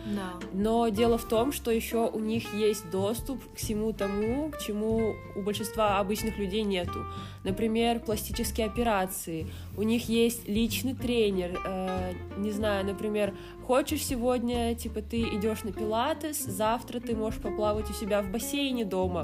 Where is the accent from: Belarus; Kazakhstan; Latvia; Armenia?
Kazakhstan; moved away; я же не отрицаю, что я казашка